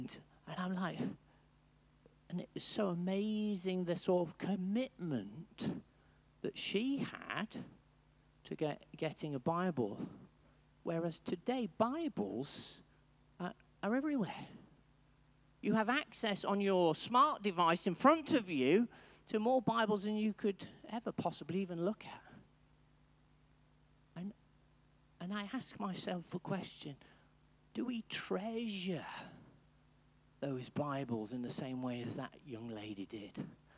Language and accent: English; Wales, United Kingdom; When I was growing up, in my secondary school education, I grew up in North Wales, yes?